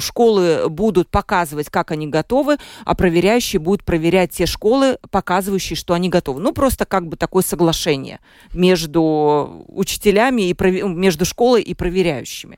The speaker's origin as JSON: {"language": "Russian", "region": "Mārupe Municipality", "country": "Latvia", "said": "я сама из Марупа"}